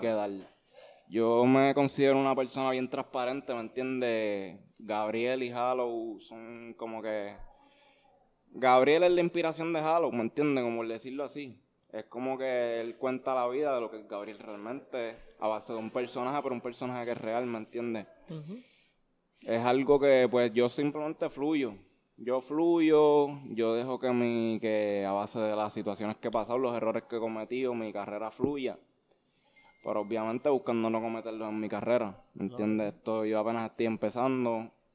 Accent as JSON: {"language": "Spanish", "town": "Levittown", "country": "Puerto Rico", "tie": "born or raised there", "also_born_or_lived": "Bayamón, Puerto Rico", "said": "Yo nací, yo nací en Bayamón, yo soy de Bayamón, pero me crié en Levitón"}